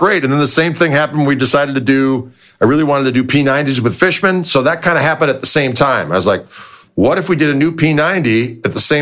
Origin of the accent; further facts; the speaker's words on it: Midwest, United States; we're both from Midwest